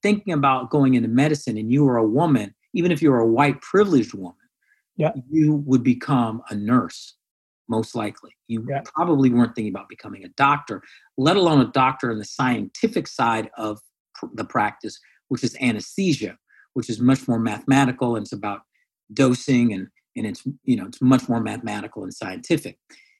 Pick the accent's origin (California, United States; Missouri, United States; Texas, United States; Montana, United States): California, United States; also born or lived in Iowa; I was born there. Eventually, my parents split up, moved out to California, the Bay Area, and then Sacramento, et cetera.